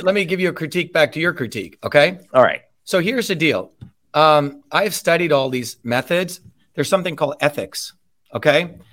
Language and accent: English; New Jersey, United States; how I would speak growing up in New Jersey.